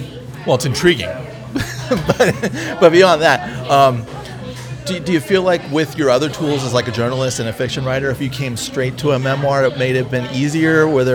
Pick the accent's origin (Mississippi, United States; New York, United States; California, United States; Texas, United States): California, United States; San Francisco; moved away as an adult; now in Los Angeles, United States; I grew up in the San Francisco area, and I lived in San Francisco so many years, and now I've lived in L.A. for a while